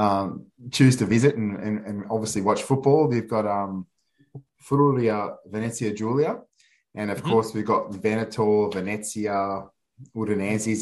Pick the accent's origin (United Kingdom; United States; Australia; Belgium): Australia; growing up in Australia